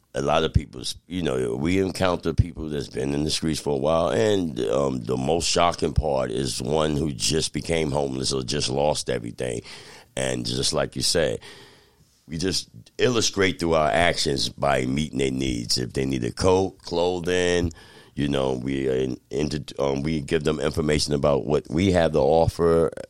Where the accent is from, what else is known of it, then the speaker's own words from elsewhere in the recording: Albany, New York, United States; born there; In fact, I was born here in Albany.